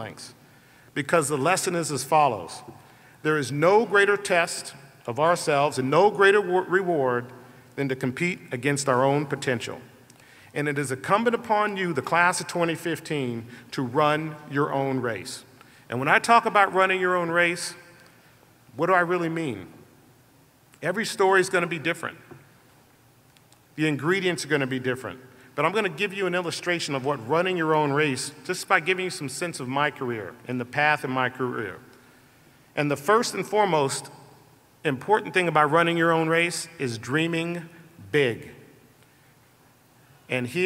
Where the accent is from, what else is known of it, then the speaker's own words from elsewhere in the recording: Colorado, United States; a 10-year-old boy growing up in Colorado